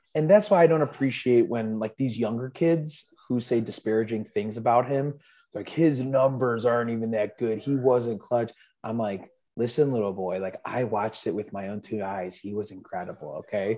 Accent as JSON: {"language": "English", "town": "Chicago", "region": "Illinois", "country": "United States", "tie": "born or raised there", "said": "I was uh, born and raised in Chicago, um, lived in the suburbs, you know, 40 minutes outside of Chicago most of my life"}